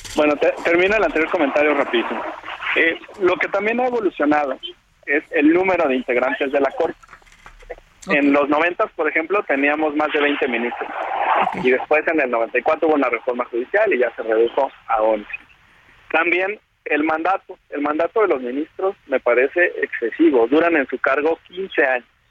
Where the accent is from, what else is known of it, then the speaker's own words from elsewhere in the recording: Jalisco, Mexico; yo soy de Jalisco